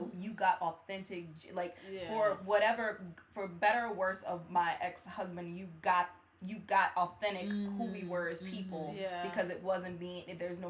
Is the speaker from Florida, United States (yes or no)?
no; Cleveland, Ohio, United States; Everybody knows I'm from Cleveland.